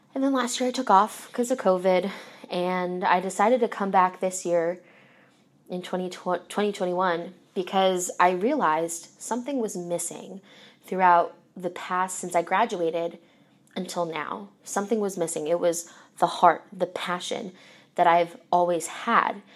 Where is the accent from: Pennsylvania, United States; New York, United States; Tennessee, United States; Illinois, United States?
Pennsylvania, United States; Philadelphia; moved away as an adult; now in Indianapolis, United States; so I'm originally from Philadelphia, And probably from when I was four until high school